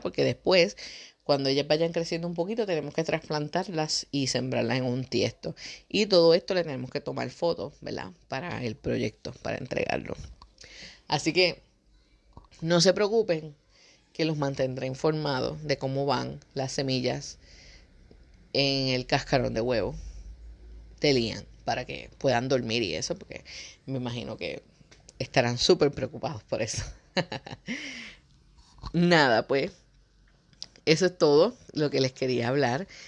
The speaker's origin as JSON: {"language": "Spanish", "country": "Puerto Rico", "said": "Nosotros somos de Puerto Rico"}